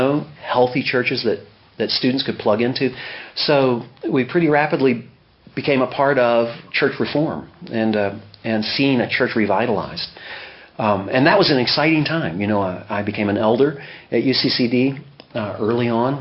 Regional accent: Owensboro, Kentucky, United States; now in Dubai, United Arab Emirates; I grew up in a warm and wonderful family in Owensboro

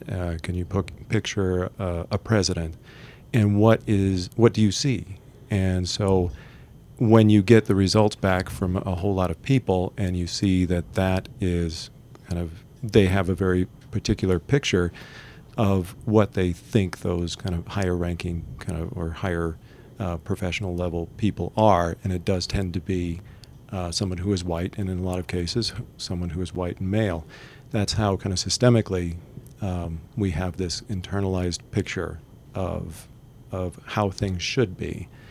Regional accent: Texas, United States; now in Utah, United States; I'm originally from Texas, but now I live in Utah

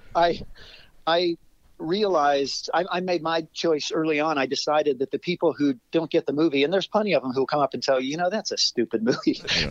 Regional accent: Ohio, United States; moved away as an adult; also born or lived in Cleveland, Ohio / Chicago; I grew up in Ohio mm-hmm. on a mm-hmm. farm

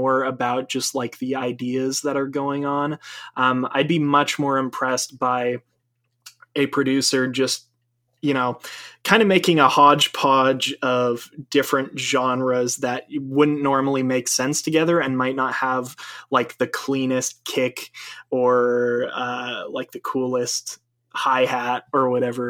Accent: Maine, United States; moved away; I'm from Maine originally. I'm from New England

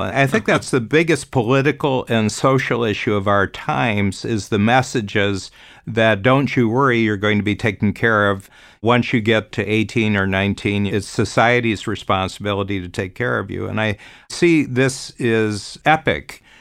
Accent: United States; moved away; I'm born American, but I've actually lived outside of the U S for forty-four years now.

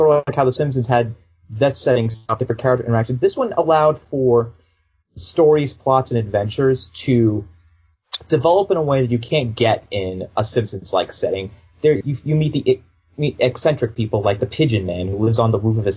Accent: Boston, Massachusetts, United States; I grew up in Boston all my life. I still live there now.

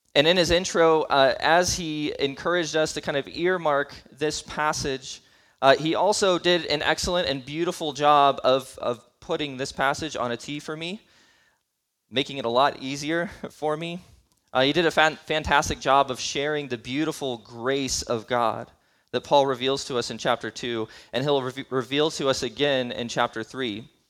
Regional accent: United States

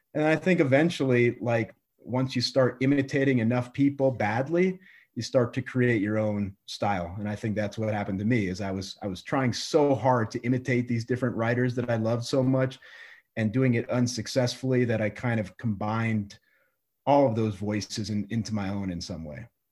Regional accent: Colorado, United States; also born or lived in New York / Iowa; the whole time I was growing up in Colorado

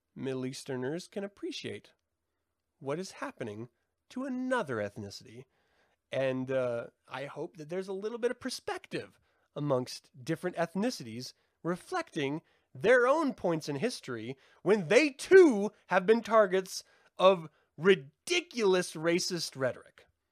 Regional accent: Salt Lake City, Utah, United States; growing up in Salt Lake City

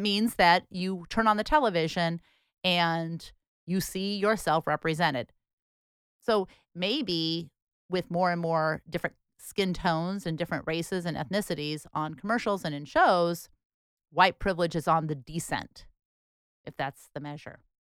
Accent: Portland, Oregon, United States; we grew up here in Portland, Oregon.

